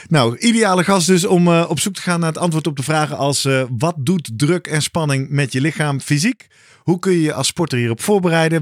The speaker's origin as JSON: {"language": "Dutch", "country": "Netherlands", "said": "als Nederlanders"}